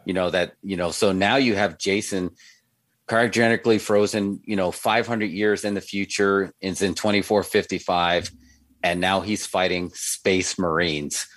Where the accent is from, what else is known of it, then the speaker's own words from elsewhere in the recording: New York, United States; growing up in New York